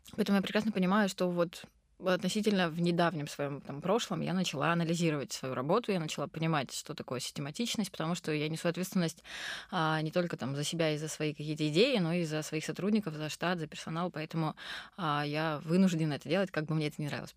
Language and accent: Russian; Krasnodar, Krasnodar Krai, Russia; also born or lived in Rustavi, Georgia; я родом из Грузии, я родилась в городе Руставе. Вот, я а, мы грузинские греки, говорящие по-турецки, но живущие в России. В общем, очень сложная такая коллаборация. Вот. Но в Краснодаре с пяти лет